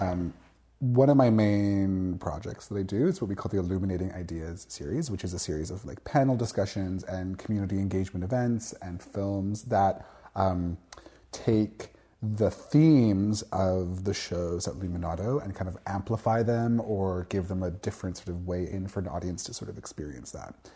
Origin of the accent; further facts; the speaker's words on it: Victoria, British Columbia, Canada; I grew up in Victoria, British Columbia